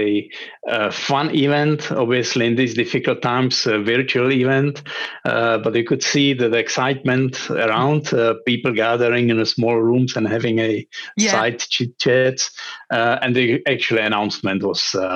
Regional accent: Prague, Czechia; also born or lived in London; I'm from Prague, originally based here in Prague, back home again

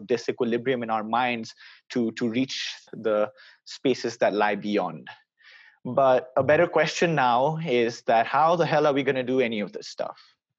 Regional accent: India; now in Boston, United States; I study at Babson College in Boston, United States.

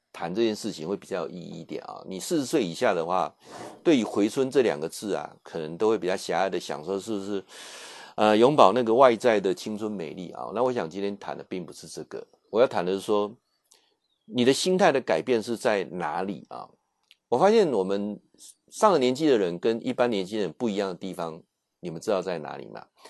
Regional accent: Taiwan; 他才愣了一下说：“啊，你你你是我们台湾人哦？”

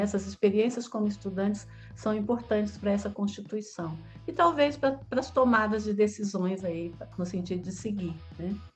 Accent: Taguatinga, Federal District, Brazil; moro aqui em uma cidade próxima a Brasília, que é da região do Distrito Federal, que é Taguatinga, onde eu nasci. E aqui em Taguatinga eu fiz a antiga escola primária

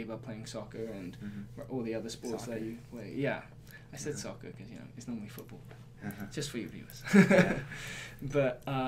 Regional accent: Surrey, South East England, United Kingdom; moved away as an adult; also born or lived in Tokyo, Japan / Durham, North Carolina, United States; now in Blacksburg, Virginia, United States; I definitely say I identify more as British, since that's where I did most of my growing up

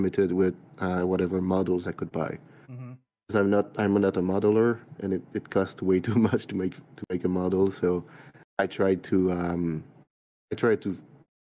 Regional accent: Quebec, Canada; accent: French-Canadian; I'm from Quebec, so I'm a French-Canadian. Yep. That's where the accent is from. I'm from a small village. We're about 300 people, so it's really, so it's not a town at all. And I grew up there

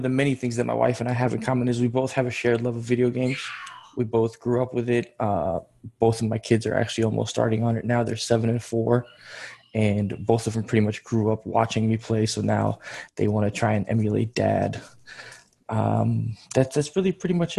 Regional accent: Georgia; also born or lived in New York, United States; now in Tennessee, United States; I come from the Republic of Georgia over in on the Asian continent.

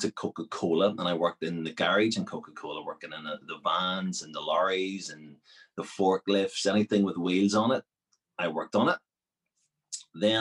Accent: Belfast, Northern Ireland, United Kingdom; also born or lived in Sierra Leone; I was born here in Belfast

